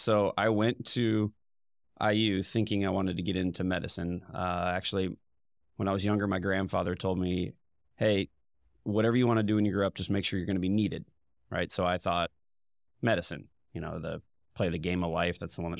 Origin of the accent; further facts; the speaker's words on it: Indiana, United States; Pretty much born and raised in Indiana. Moved around a lot when I was younger. Went to North Central High School, then straight into Indiana University.